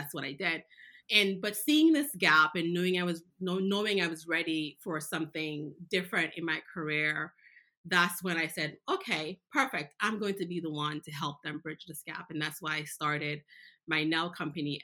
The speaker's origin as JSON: {"language": "English", "country": "Jamaica", "tie": "born or raised there", "moved": "yes", "said": "I was born in Jamaica. I knew Jamaica, but I learned so much more"}